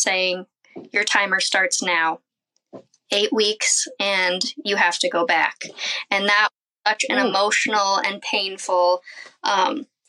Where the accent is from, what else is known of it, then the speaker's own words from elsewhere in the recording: Iowa, United States; I am a mom from Iowa. We have a nice little homestead here